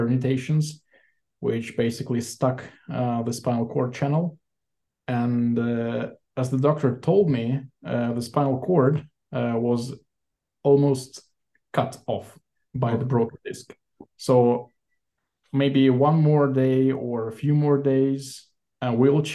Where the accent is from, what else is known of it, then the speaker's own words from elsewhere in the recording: Saint Petersburg, Russia; moved away as an adult; also born or lived in Sweden; now in Israel; Born and raised in St. Petersburg, Russia, back in 1988.